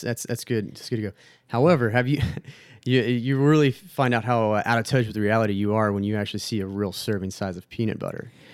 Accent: Texas, United States; moved away; Obviously, I'm from Texas. I, I miss it very, very much right now

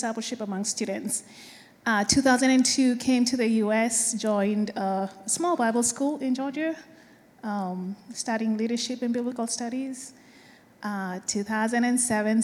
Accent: Kenya; moved away; I am from Kenya

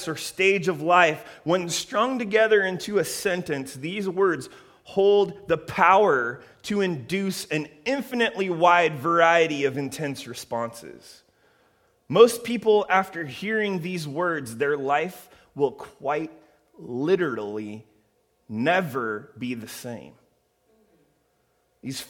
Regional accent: Columbus, Ohio, United States; now in Redlands, United States; Columbus, Ohio, my hometown

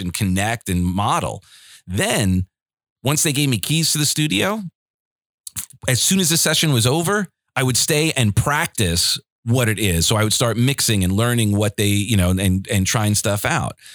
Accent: Garden City, United States; moved away; growing up in Garden City, it's a beautiful town

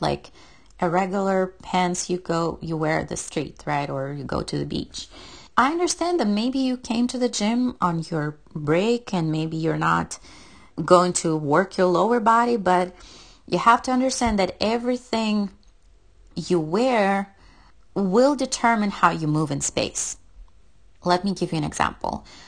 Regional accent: Russia; moved away; I'm from Russia and we use kilometers instead of miles

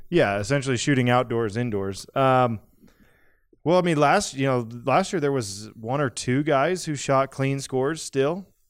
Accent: Idaho, United States; I grew up in Idaho

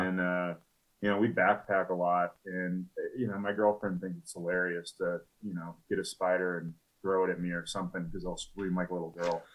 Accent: Atlanta, Georgia, United States; moved away as an adult; now in Denver, United States; I grew up in Atlanta

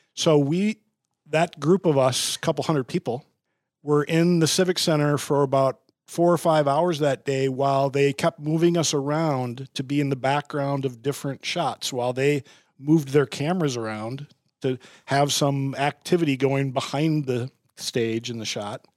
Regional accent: Bloomington, Minnesota, United States; I grew up in Bloomington

